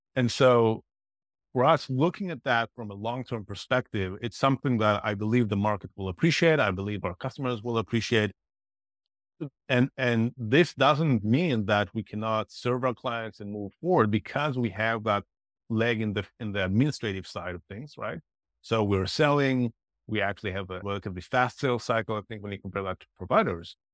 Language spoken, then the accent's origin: English; Israel; moved away; I'm originally from Israel